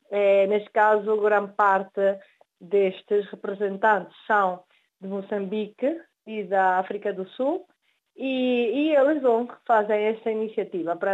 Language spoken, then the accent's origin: Portuguese; Venezuela; born there; Sim, certamente, nós nascemos na Venezuela, os nossos pais são portugueses e por ainda nós somos os descendentes.